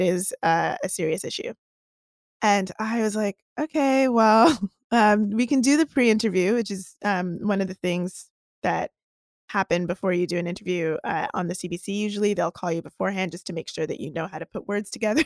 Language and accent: English; Toronto, Ontario, Canada; I'm a girl from Toronto, and I am an activist.